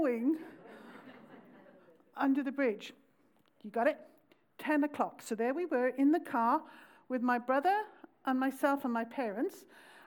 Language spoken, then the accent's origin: English; Pontypridd, Wales, United Kingdom; I come from South Wales, around the valley, a little town called Pontypridd